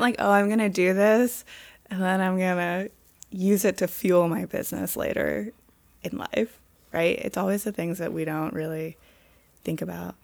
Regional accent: Pittsburgh, Pennsylvania, United States; also born or lived in Vermont; now in Los Angeles, United States; I grew up in Pittsburgh and I grew up skiing

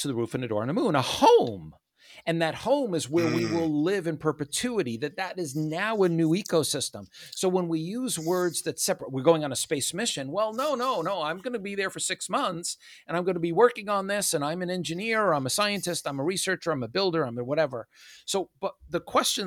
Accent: United States; I am an American. That's nothing to say that I'm not. I was born here

